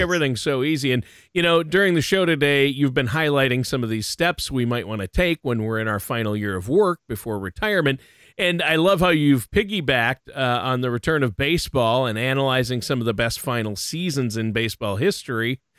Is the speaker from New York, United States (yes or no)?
no; Minnesota, United States; I grew up in Minnesota